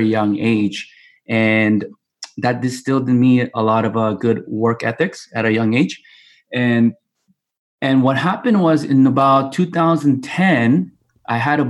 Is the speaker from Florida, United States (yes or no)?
no; Torrance, California, United States; also born or lived in South Korea; And I pretty much grew up here in Torrance, California, and been here all my life